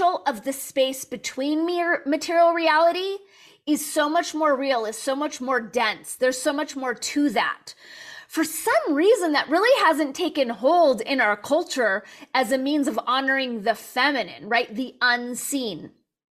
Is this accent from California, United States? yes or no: yes; Los Angeles, California, United States; Born and raised in Los Angeles